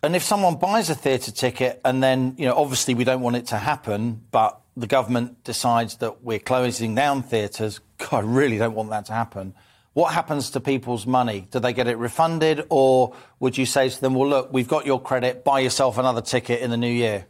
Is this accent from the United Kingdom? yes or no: yes; London, United Kingdom; I'm a Londoner, as you, as you, as you can hear